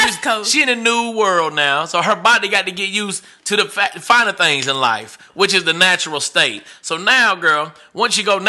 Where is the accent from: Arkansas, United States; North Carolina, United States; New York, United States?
Arkansas, United States; I was born and raised here in Arkansas